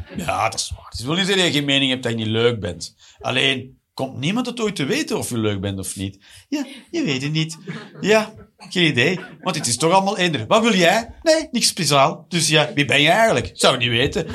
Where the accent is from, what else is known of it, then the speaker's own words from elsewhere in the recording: Flanders, Belgium; also born or lived in Eindhoven, Netherlands; now in Antwerp, Belgium; ik ben een Vlaming natuurlijk